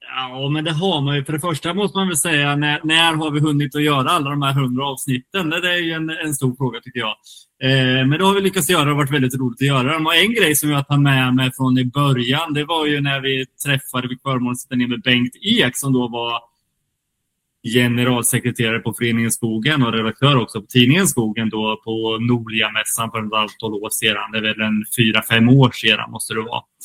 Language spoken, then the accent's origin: Swedish; Kinda, Östergötland, Sweden; now in Gothenburg, Sweden; Kindasågen också, där jag kommer ifrån